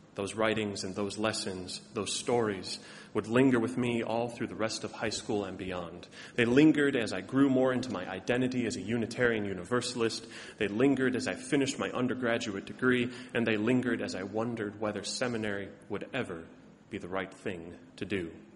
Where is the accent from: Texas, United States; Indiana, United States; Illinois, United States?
Illinois, United States; Chicago; moved away as an adult; also born or lived in Ohio / Massachusetts; now in Boston, United States; as a good Southside Chicagoan that I am